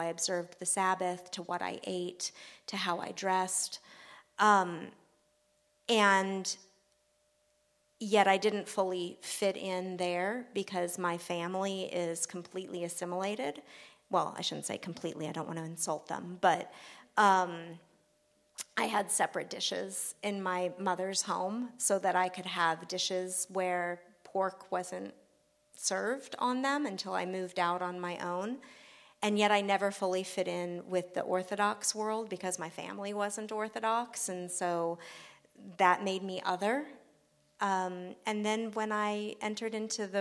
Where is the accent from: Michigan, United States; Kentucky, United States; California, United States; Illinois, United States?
California, United States; Simi Valley; in Simi Valley, California.